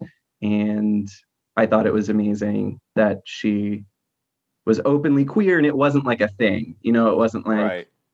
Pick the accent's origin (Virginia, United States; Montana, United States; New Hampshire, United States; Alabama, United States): New Hampshire, United States; moved away as an adult; also born or lived in Lowell, Massachusetts / Baltimore County, Maryland; now in Baltimore, United States; I grew up in New Hampshire. I was born in Lowell, Massachusetts, which is a small city outside of Boston. But most of my childhood and teenage years were spent in New Hampshire